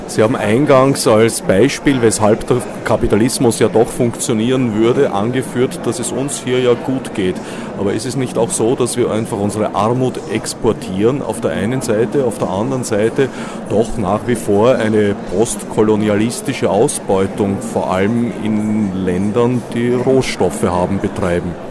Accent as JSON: {"language": "German", "country": "Austria"}